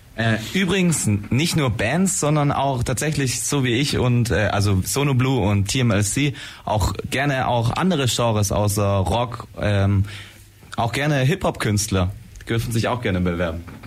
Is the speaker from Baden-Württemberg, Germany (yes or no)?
yes; Blaustein, Baden-Württemberg, Germany; wir kommen aus Blaustein